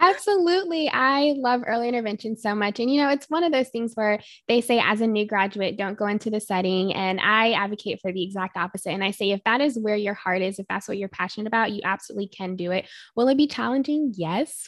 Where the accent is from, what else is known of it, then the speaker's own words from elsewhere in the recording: North Carolina, United States; moved away as an adult; now in Arizona, United States; I am originally from North Carolina. I went to school out there for undergraduate and grew up all throughout North Carolina